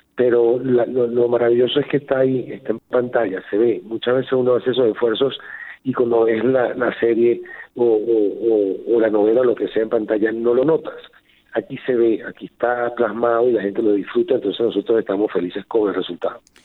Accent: Venezuela; Como venezolano

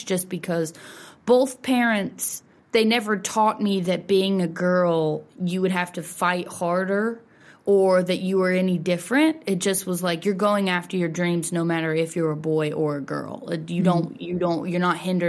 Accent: California, Missouri, United States; moved away as an adult; now in Nashville, United States; I definitely wouldn't take growing up there back or way for anything

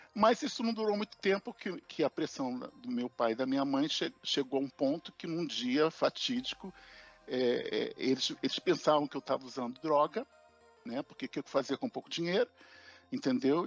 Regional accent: Rio de Janeiro, Brazil; aqui no Rio, existe um barrismo entre Zona Norte e Zona Sul, e na adolescência a gente saiu da Zona Norte para a Zona Sul

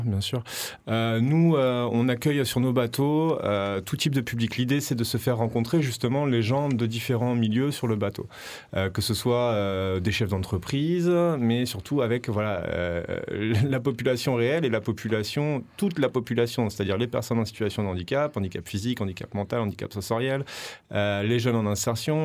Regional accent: Paris, Île-de-France, France; now in Marseille, France; je suis parisien d'origine

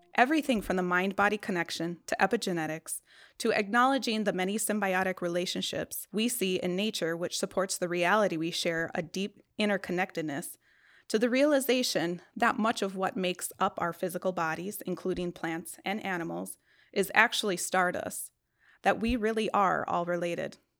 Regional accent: Pine County, Minnesota, United States; I'm still very much connected to my hometown, which is in Pine County.

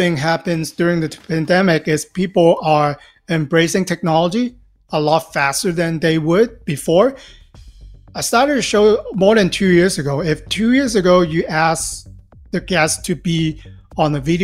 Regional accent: Hong Kong; now in Los Angeles, United States; I'm originally from Hong Kong. Live in Los Angeles for the past 20-some-odd years now

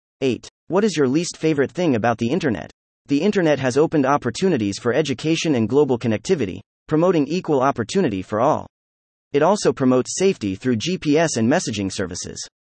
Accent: Berlin, Germany; now in Athens, Greece; I grew up in Berlin, Germany, with an indoor water park just 5 minutes from my house.

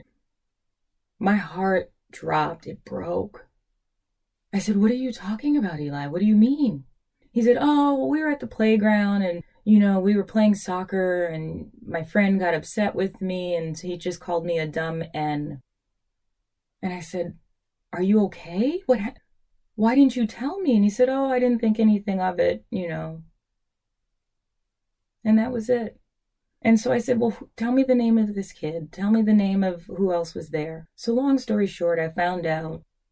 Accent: New York City, New York, United States; also born or lived in Queens, New York; I was born in Brooklyn, but you know, the last 4 years I've been living in Queens

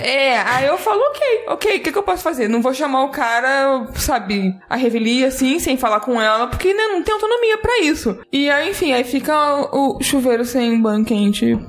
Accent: Rio de Janeiro, Brazil; eu sou carioca, morando no Rio a vida inteira

